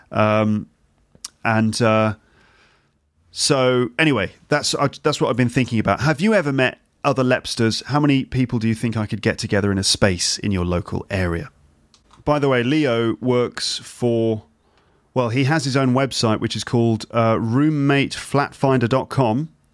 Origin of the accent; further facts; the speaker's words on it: England, United Kingdom; moved away as an adult; now in Paris, France; we're English